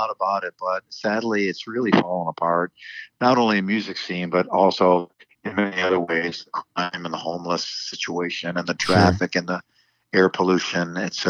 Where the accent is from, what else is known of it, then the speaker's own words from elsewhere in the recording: Buffalo, New York, United States; moved away; also born or lived in Los Angeles, California; I grew up in Buffalo, New York, so we know about winter.